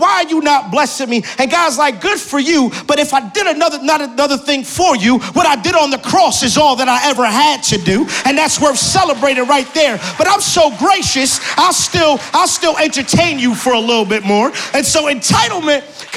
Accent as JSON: {"language": "English", "town": "Newark", "region": "New Jersey", "country": "United States", "tie": "born or raised there", "lives_now": "North Jersey, United States", "said": "I'm born and raised in Newark, New Jersey"}